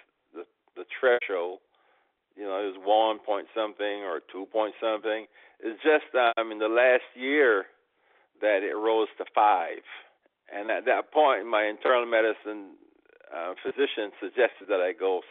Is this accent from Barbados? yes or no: yes; Barbados; moved away as an adult; also born or lived in New York / California / Houston; I was born in Barbados and left there when I was 19 years old.